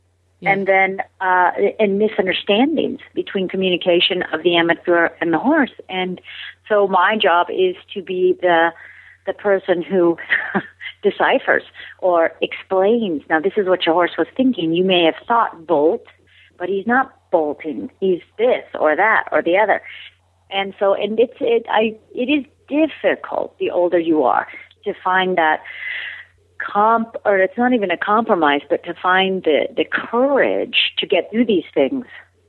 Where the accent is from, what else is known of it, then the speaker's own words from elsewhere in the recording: Colorado, United States; also born or lived in Phoenix, Arizona; Okay, I was born in Phoenix, Arizona. My father, a pilot in the Air Force, and then eventually a pilot for United Airlines. We moved around a lot. And so we ended up in Colorado for a larger period of my childhood.